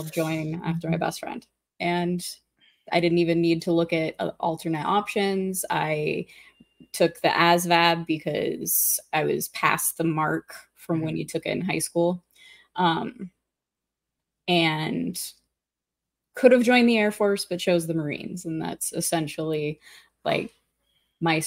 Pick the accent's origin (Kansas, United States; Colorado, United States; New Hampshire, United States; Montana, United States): Montana, United States; moved away as an adult; my home state, Montana